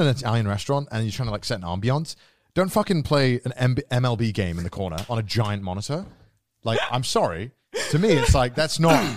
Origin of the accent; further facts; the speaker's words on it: Japan; I come from Japan